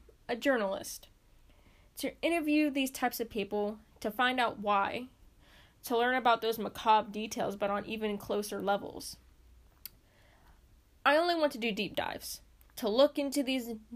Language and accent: English; Pennsylvania, United States; my hometown, my home state, Pennsylvania